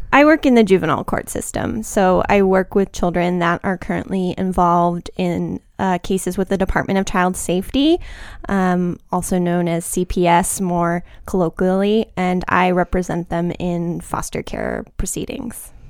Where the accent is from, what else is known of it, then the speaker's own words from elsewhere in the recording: Austin, Texas, United States; moved away as an adult; now in Tucson, United States; I'm from Austin